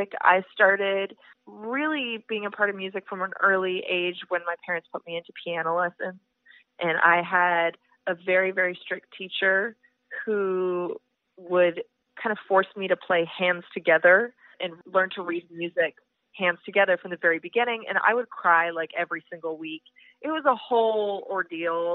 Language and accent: English; Edmonton, Alberta, Canada; moved away as an adult; now in Nashville, United States; I'm originally from Edmonton